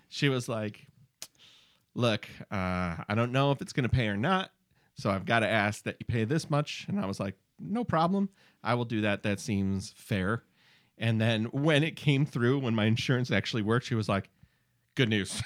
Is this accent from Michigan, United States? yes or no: yes; Michigan, United States; We're from Michigan